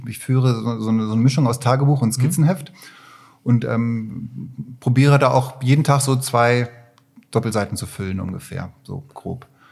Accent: Barsinghausen, Lower Saxony, Germany; born or raised there; moved away as an adult; also born or lived in Katowice, Poland; now in Düsseldorf, Germany

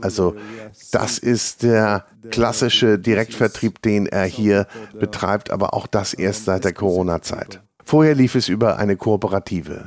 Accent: the North, Northern Germany, Germany; bei uns im Norden

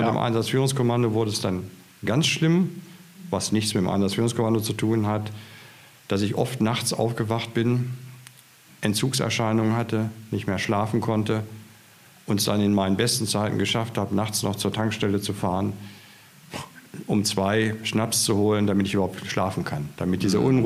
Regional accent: Hanover, Lower Saxony, Germany; also born or lived in Schleswig-Holstein; now in Potsdam, Germany; gebürtiger Hannoveraner

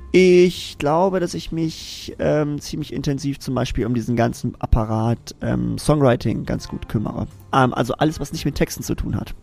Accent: Zeven, Lower Saxony, Germany; Ich komme aus Zeven

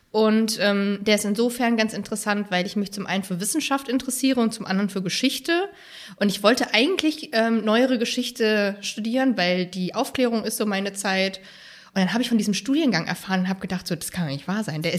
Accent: Halle, Saxony-Anhalt, Germany; born there; Ich bin geboren in Halle an der Saale.

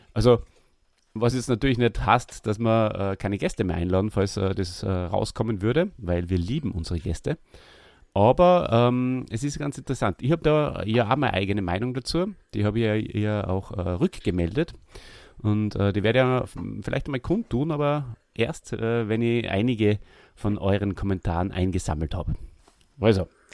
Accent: Austria; wir als Österreicher

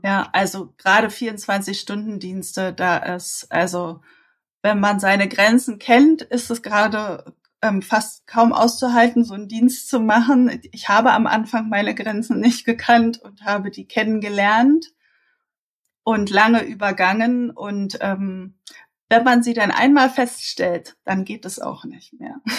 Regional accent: Berlin, Germany; accent: Berlin; Ich äh, bin Berlinerin, ähm, hört man wahrscheinlich auch so ein bisschen durch, immer mal wieder. Also äh, ich bin hier geboren und aufgewachsen

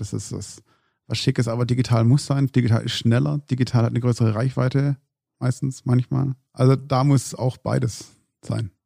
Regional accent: Stuttgart, Baden-Württemberg, Germany; ich komme natürlich aus dem Großraum Stuttgart

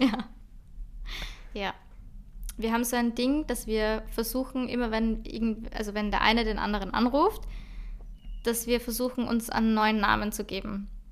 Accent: Austria; ich bin halt einfach aus Österreich

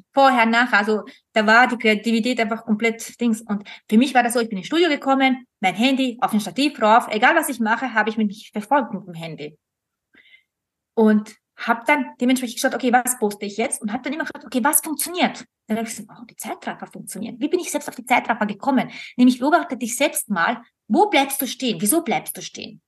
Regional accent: Austria; bei uns in Österreich

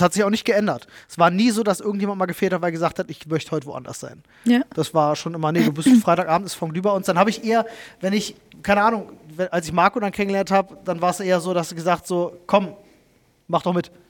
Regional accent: Germany; wo ich aufgewachsen bin in Buko

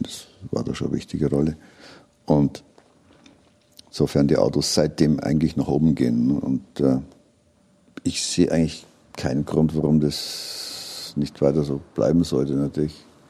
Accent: Regensburg, Bavaria, Germany; ich komme aus Regensburg

